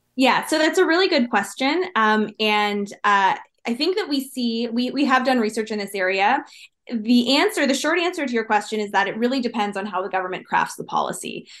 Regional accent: Ontario, Canada; growing up in Ontario

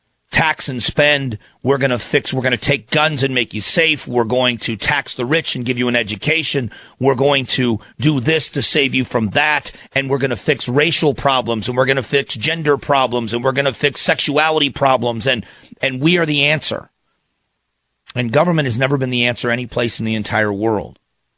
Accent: Phoenix, Arizona, United States; I'm from Phoenix, live in Phoenix, Arizona, and I always appreciate being in on Glenn's show.

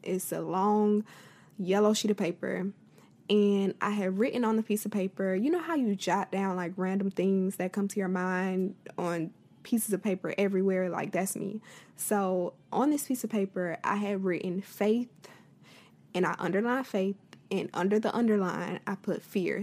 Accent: Florida, United States; I'm from Florida

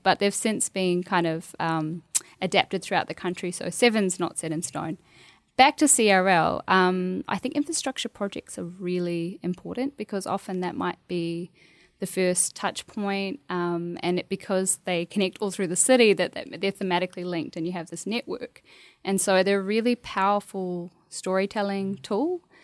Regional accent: Bunjalung country, New South Wales, Australia; moved away as an adult; also born or lived in Queensland; now in New Zealand; growing up on Bunjalung country

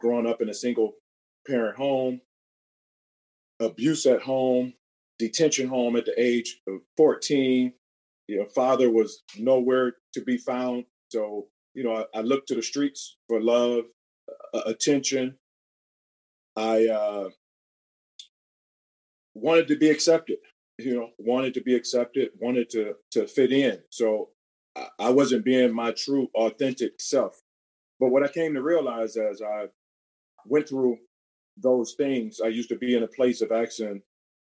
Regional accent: Cleveland, Ohio, United States; Born and raised in Cleveland, Ohio

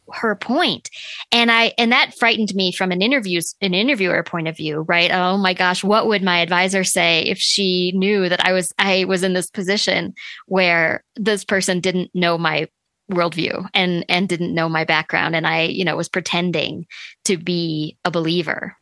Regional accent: Sioux Falls, South Dakota, United States; when I was growing up, we lived in Sioux Falls, South Dakota

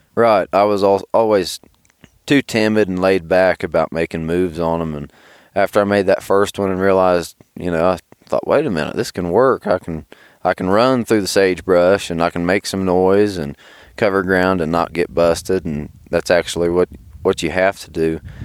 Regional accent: Southern Ohio, United States; I'm from Southern Ohio

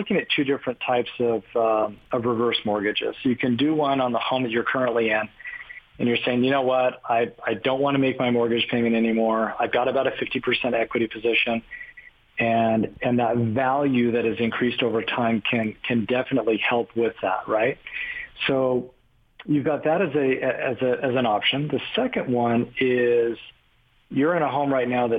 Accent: California, United States; I grew up in California, with Gordon

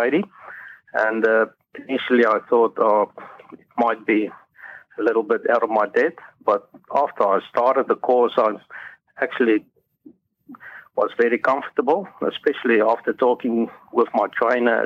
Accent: South Africa; moved away as an adult; now in Australia; I'm originally from South Africa. So I've immigrated to Australia 9 years ago

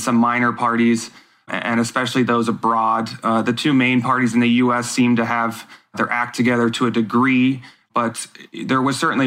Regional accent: United States; as an American voter

